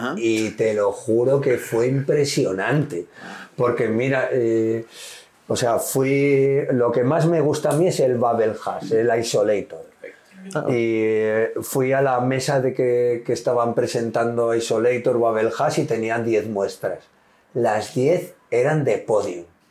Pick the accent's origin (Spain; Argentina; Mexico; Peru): Spain; Basque Country; yo soy vasco del norte